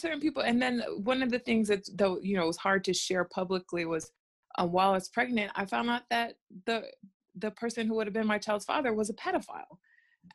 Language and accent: English; United States; accent: American; my American accent.